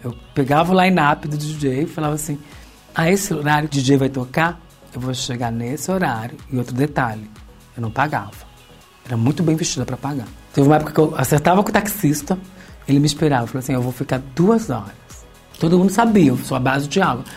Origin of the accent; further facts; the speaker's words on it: São Paulo, Brazil; Com doze anos, a gente foi parar no centro de São Paulo pela primeira vez.